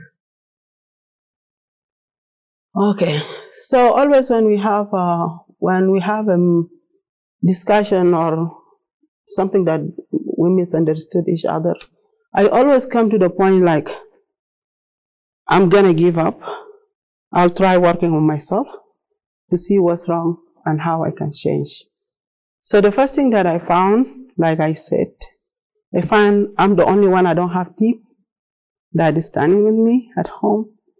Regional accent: South Sudan; English is a second language; moved away as an adult; I'm from South Sudan originally. I speak Arabic, Dinka, a little bit English

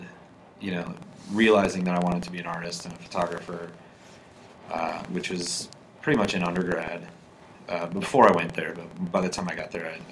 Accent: South Dakota, United States; I grew up in South Dakota.

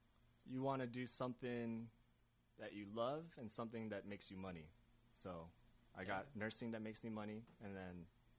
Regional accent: Placentia, California, United States; I'm from Placentia, California.

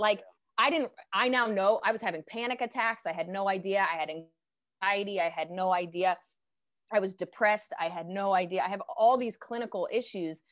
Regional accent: Pennington, New Jersey, United States; also born or lived in Princeton, New Jersey; I grew up, um, kinda half in Princeton, and then by the time I went to high school, I was in Pennington, New Jersey

